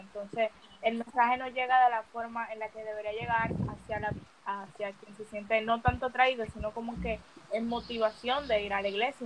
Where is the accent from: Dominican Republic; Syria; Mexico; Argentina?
Dominican Republic; Santo Domingo, Distrito Nacional; Yo soy de Santo Domingo. Villa Jaragua.